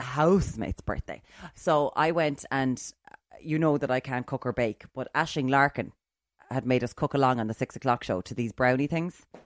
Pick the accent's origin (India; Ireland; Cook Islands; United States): Ireland; Limerick, Munster; I'm from Limerick